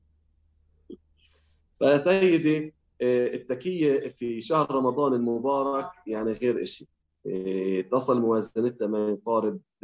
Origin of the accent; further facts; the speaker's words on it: Hebron, West Bank, Palestine; احنا في الخليل